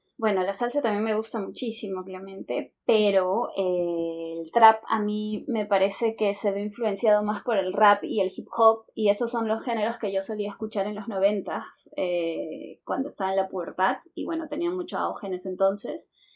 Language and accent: Spanish; Lima, Peru; also born or lived in Caracas, Venezuela / Santa Cruz de la Sierra, Bolivia; soy de Lima, eh, Perú